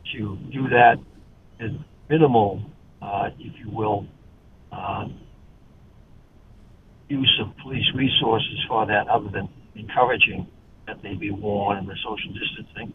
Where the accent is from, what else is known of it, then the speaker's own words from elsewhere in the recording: Boston, Massachusetts, United States; moved away; also born or lived in New York / Los Angeles; born in Boston